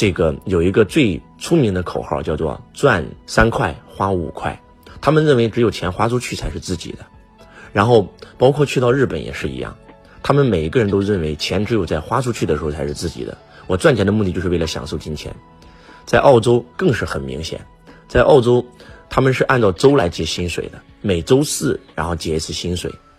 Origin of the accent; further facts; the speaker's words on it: China; 在我们中国，我们所有的中国人都非常非常辛苦，